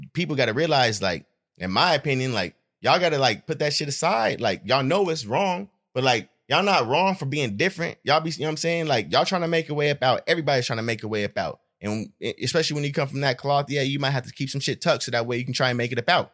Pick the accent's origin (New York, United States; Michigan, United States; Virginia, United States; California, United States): California, United States; Stockton; also born or lived in Los Angeles, US (summers)